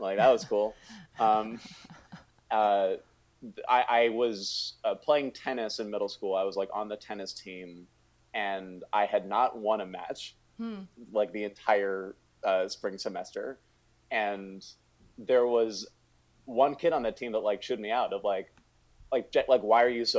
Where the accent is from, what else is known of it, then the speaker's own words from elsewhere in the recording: Northern Virginia, United States; I grew up in Northern Virginia